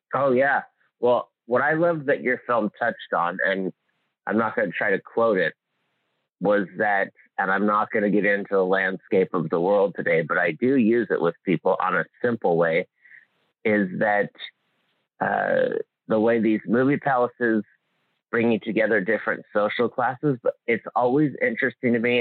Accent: Hawaii, United States; I grew up in Hawaii

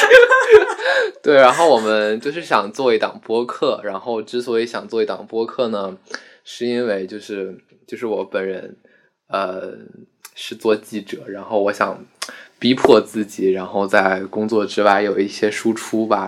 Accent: Yanqing, Beijing, China; 我家是延庆的，延庆就是在北京是一个存在感最低、最低的一个地方

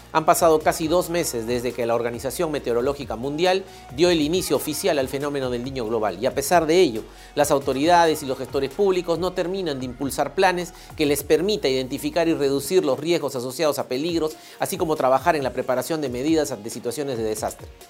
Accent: Peru; nuestro bienestar como peruanas y peruanos

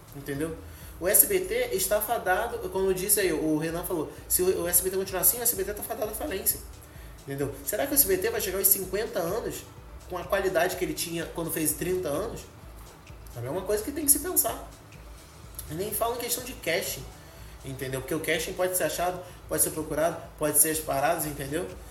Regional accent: Rio de Janeiro, Brazil; que sou do Rio

